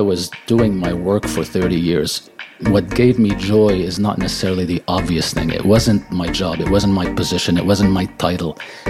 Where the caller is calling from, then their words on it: Montreal, Quebec, Canada; also born or lived in Lebanon; I was actually born in Lebanon, of all places, but I've lived here most of my life.